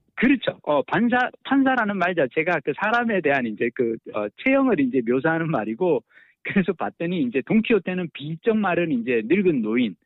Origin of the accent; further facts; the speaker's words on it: South Korea; 한국에서 왔다